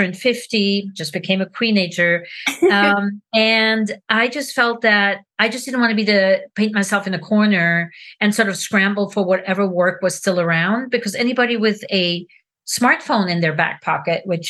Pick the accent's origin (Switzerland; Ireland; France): Switzerland; moved away as an adult; now in United States; I am originally from Switzerland. I've been in America for over 35 years, which is more time spent in America than in Switzerland